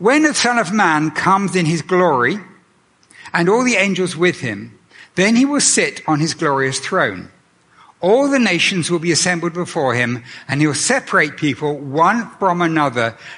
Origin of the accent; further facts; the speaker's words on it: Canada; I returned to Canada